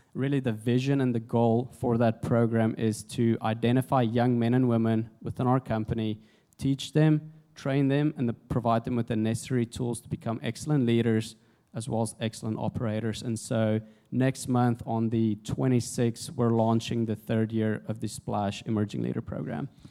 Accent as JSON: {"language": "English", "country": "South Africa", "also_born_or_lived": "Jonesboro, Arkansas, United States", "moved": "as an adult", "lives_now": "United States", "said": "I'm originally from South Africa, uh, came to the States in January 2008 on a rugby scholarship"}